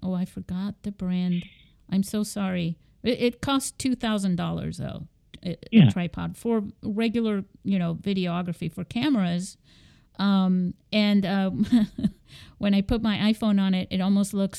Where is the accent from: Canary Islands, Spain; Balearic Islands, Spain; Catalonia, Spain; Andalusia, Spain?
Andalusia, Spain; Seville; moved away; I was growing up in Spain in Sevilla